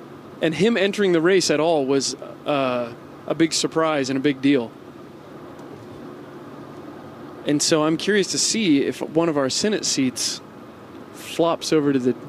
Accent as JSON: {"language": "English", "region": "Michiana", "country": "United States", "tie": "born or raised there", "said": "I grew up in Michiana myself."}